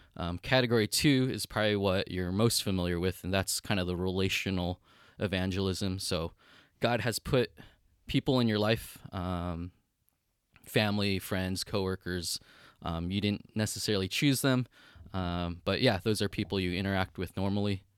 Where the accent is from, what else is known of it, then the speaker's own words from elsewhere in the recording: United States; moved away as an adult; now in Kyoto, Japan; I'm Chinese American, not even Japanese